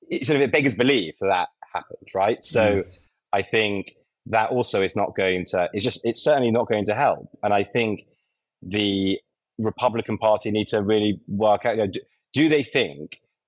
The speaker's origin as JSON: {"language": "English", "region": "London", "country": "United Kingdom", "said": "I'm a Brit from London"}